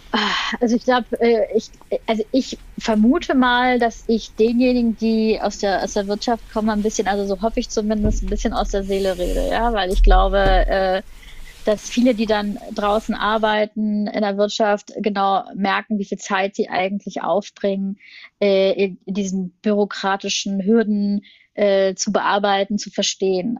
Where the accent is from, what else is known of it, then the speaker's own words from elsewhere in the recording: Germany; wir eigentlich als, als, als Deutsche